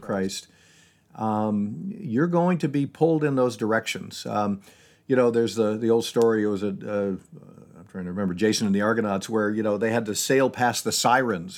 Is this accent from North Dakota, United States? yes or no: no; Syracuse, New York, United States; moved away as an adult; now in Seattle, United States; I grew up in Syracuse, New York